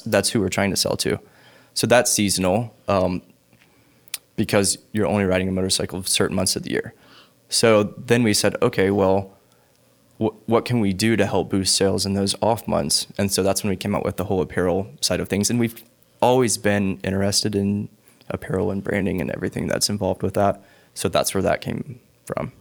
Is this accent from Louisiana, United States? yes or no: no; Charlotte, North Carolina, United States; I was born in Charlotte